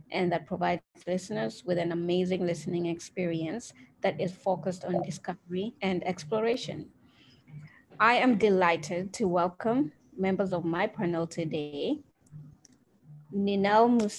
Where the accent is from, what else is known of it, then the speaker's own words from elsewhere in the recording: Kenya; I am a Kenyan